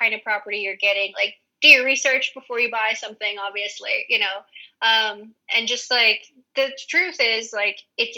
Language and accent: English; United States; moved away as an adult; also born or lived in Hawaii; now in Spain; as an American